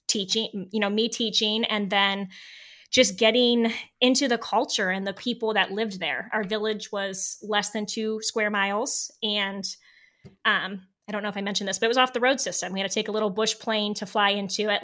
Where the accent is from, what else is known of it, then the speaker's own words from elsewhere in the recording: Northeast Ohio, United States; moved away as an adult; also born or lived in Alaska; I am from Northeast Ohio